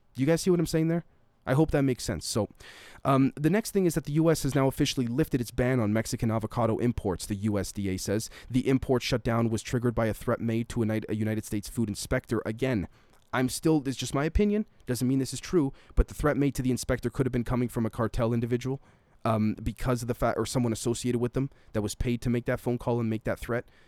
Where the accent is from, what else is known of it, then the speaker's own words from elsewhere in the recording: Canada; I'm Canadian, I currently live in Canada